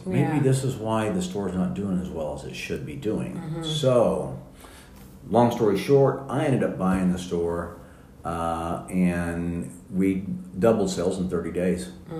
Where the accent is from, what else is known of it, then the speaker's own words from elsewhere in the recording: Wichita, Kansas, United States; moved away as an adult; also born or lived in Omaha, Nebraska; I'm from Wichita, Kansas. Grew up on a farm there.